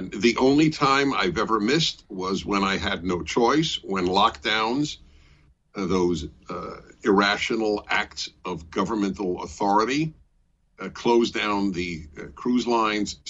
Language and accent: English; New York City, New York, United States; also born or lived in Brooklyn; now in California, United States; I grew up in New York City, which has a very extensive subway system